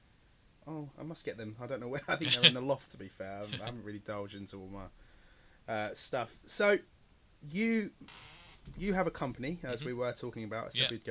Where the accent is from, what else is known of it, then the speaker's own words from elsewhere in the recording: Portsmouth, South East England, United Kingdom; I'm from Portsmouth